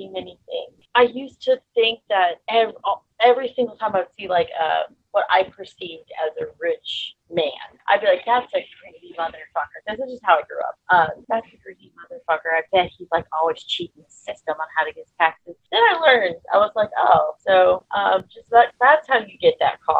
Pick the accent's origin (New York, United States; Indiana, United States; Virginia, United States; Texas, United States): Texas, United States; I was 18 and from Texas